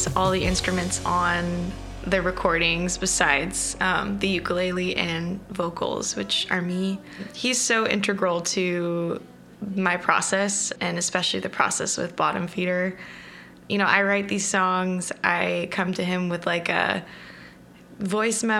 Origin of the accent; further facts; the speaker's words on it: Southern California, United States; I grew up in Southern California, pretty close to the beach